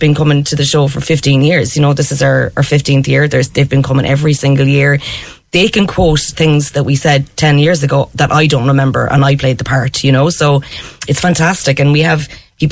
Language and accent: English; Cork, Munster, Ireland; I'm from Cork, it's Tanora